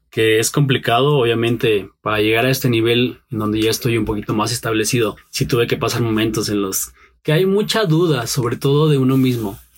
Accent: Pachuca, Hidalgo, Mexico; born there; also born or lived in State of Mexico; now in Mexico City, Mexico; tengo 30 años, nací en la ciudad de Pachuca, en Hidalgo, eh, rápidamente me vine aquí a vivir al Estado de México primero

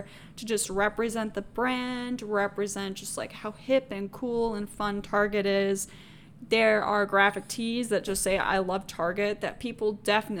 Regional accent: Georgia, United States; now in Minnesota, United States; I'm originally from Georgia, and where I'm from in Georgia, there's one really nearby.

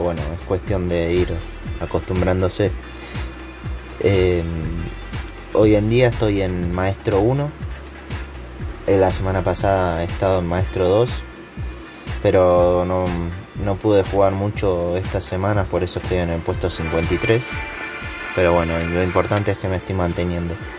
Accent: Argentina; now in Spain; soy de Argentina, pero vivo en España

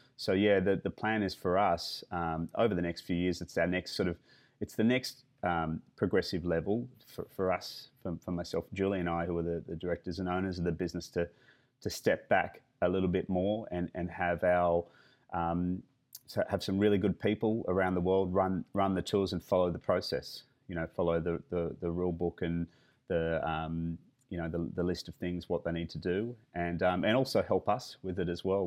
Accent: Australia; that's definitely part of being Australian

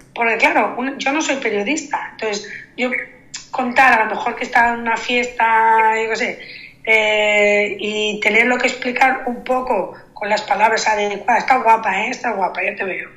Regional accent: Sant Antoni de Portmany, Balearic Islands, Spain; los que somos too much somos los de San Antonio

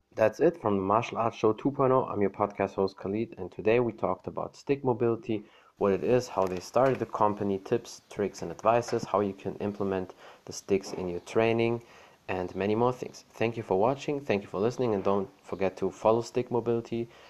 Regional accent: Germany; I'm from Germany.

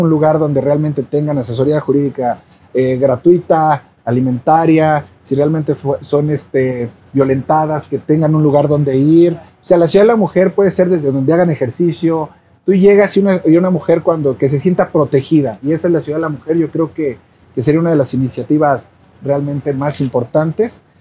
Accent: Cuernavaca, Morelos, Mexico; soy de Cuernavaca

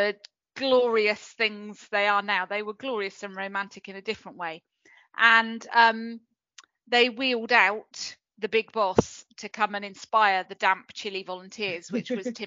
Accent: Cornwall, South West England, United Kingdom; also born or lived in Bristol; I'm from Cornwall, so I was brought up here

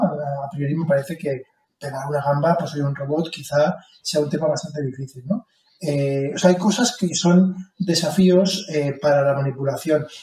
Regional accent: Alicante, Valencian Community, Spain; como alicantino

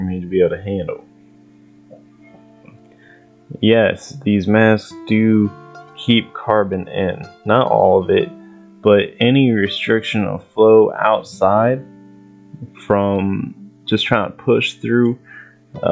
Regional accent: Ohio, United States; I'm from Ohio

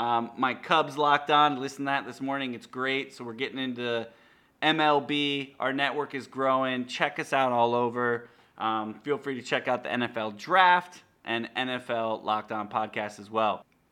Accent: Michigan, United States; moved away; I was born and raised in the Midwest. I was born in Michigan.

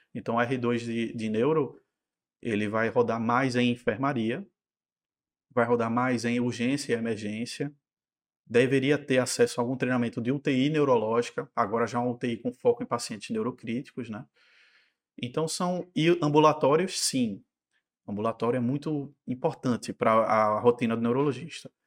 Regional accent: Recife, Pernambuco, Brazil; also born or lived in São Paulo; Eu sou recifense, nascido e criado

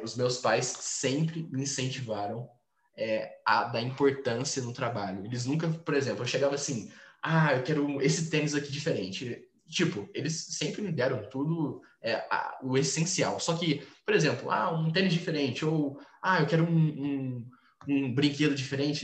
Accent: Franca, São Paulo, Brazil; sou de Franca, interior de São Paulo

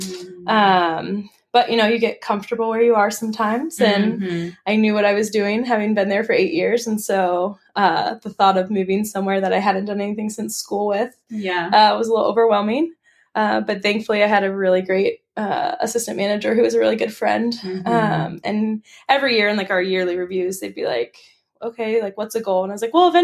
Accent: Columbus, Ohio, United States; I grew up in Columbus, lived there most of my life, went to nursing school at Capital University

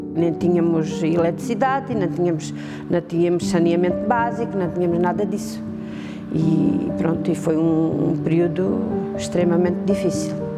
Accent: Aldeia Nova de São Bento, Alentejo, Portugal; now in Vale de Vargo, Portugal; sou natural de Aldeia Nova de São Bento e neste momento vivo em Valdevargo.

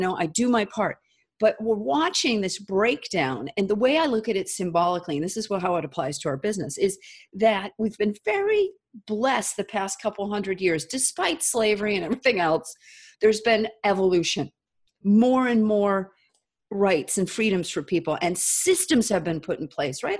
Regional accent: United States; an American who lived in the United States of America, I was born here

